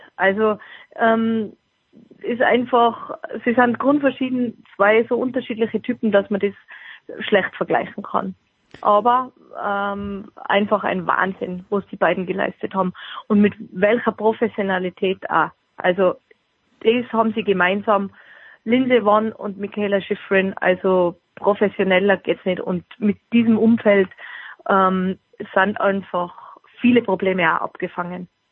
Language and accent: German; Austria; für mich als Österreicherin